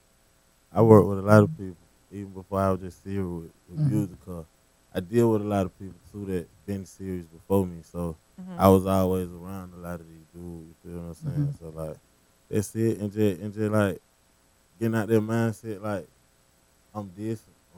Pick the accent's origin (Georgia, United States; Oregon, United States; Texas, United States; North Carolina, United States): Georgia, United States; Atlanta; Yeah, Atlanta.